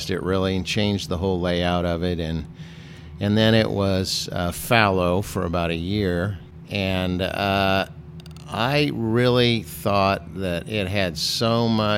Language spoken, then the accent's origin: English; Kansas, United States; I had the great fortune of growing up in Kansas, so I could drink beer